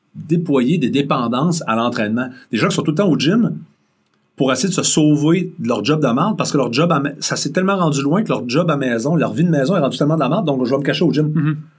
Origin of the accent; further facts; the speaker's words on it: Rimouski, Quebec, Canada; moved away as an adult; je suis un gars de région en partant, je viens de Mouski